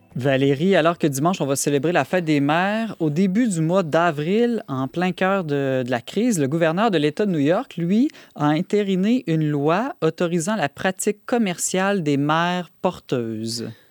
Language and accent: French; Quebec, Canada; chez nous, au Québec